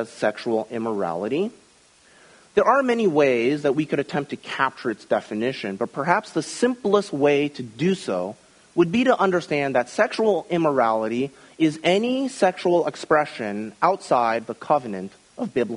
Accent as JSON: {"language": "English", "region": "Midwest", "country": "United States", "tie": "born or raised there", "said": "When I was a young child growing up in the Midwest during the 1980s"}